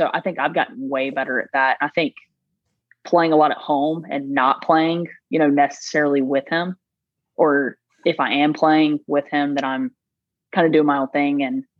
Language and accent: English; South Carolina, United States; I'm from South Carolina, so the only Carolina I know is South Carolina.